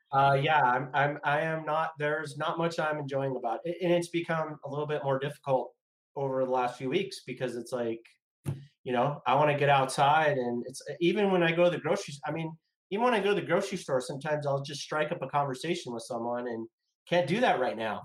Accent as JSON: {"language": "English", "town": "Los Angeles", "region": "California", "country": "United States", "tie": "born or raised there", "said": "I grew up in the San Fernando Valley in Sherman Oaks, California."}